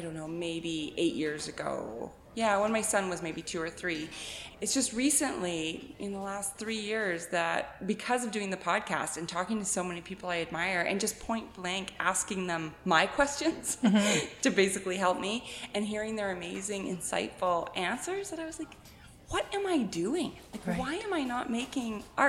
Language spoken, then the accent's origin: English; the Okanagan, British Columbia, Canada; I grew up in the Okanagan being an art kid